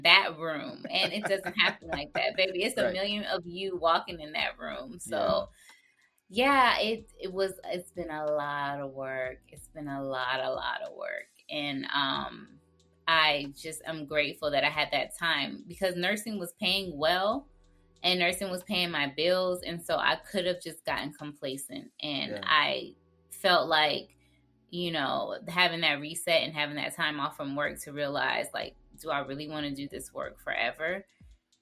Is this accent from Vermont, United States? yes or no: no; Stockbridge, Georgia, United States; also born or lived in Jonesboro, Georgia; I grew up in Jonesboro, and then I moved to Stockbridge, which is in Henry County